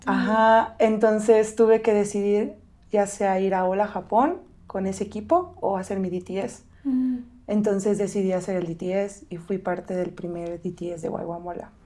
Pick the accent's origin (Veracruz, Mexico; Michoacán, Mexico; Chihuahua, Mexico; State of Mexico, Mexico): State of Mexico, Mexico; moved away; soy mexicana, crecí en el Estado de México